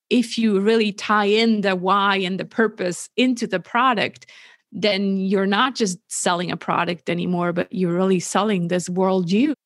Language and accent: English; Switzerland; also born or lived in California; born and raised in Switzerland